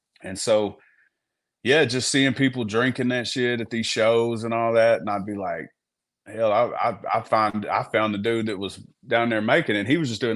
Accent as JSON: {"language": "English", "town": "Gurdon", "region": "Arkansas", "country": "United States", "tie": "born or raised there", "said": "I'm from Arkansas. Man, I grew up where I'm from. It's the bottom part of Arkansas, similar to Louisiana"}